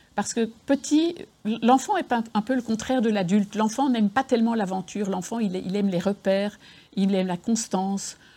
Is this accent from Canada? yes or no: no; Belgium; moved away as an adult; now in Lyon, France; je suis, du Nord, je suis belge